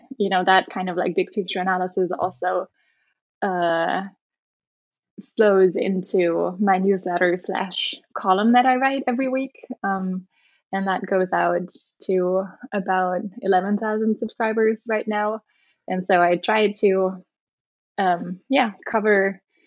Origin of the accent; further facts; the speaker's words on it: Germany; moved away as an adult; also born or lived in Netherlands / United Kingdom; I grew up in Germany.